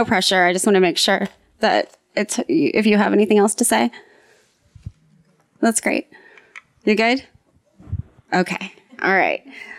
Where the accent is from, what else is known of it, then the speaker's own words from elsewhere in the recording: Midwest, United States; moved away; I'm from the Midwest.